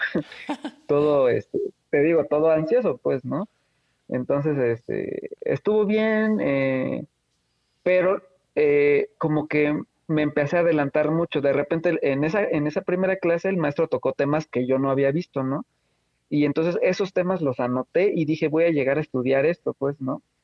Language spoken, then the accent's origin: Spanish; Oaxaca, Mexico; Yo soy de Oaxaca, eh, de la ciudad de Oaxaca